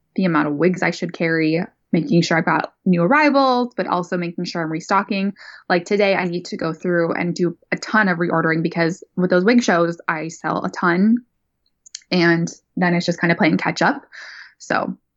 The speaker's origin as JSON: {"language": "English", "region": "North Dakota", "country": "United States", "tie": "born or raised there", "also_born_or_lived": "California", "moved": "yes", "lives_now": "Sacramento, United States", "said": "born and raised, man, in North Dakota"}